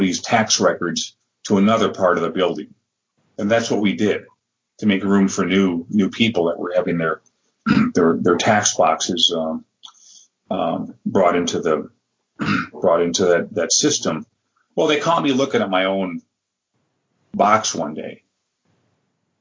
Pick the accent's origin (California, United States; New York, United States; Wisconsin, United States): Wisconsin, United States; Madison; also born or lived in Milwaukee, Wisconsin; I was living about 2 hours out of Madison, where I was born, and in Milwaukee.